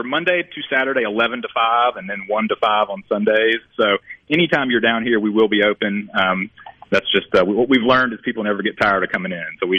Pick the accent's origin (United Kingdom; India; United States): United States; Oxford, Mississippi; also born or lived in Jackson, Mississippi; now in Mississippi Gulf Coast, United States; I grew up in Oxford, lived in Jackson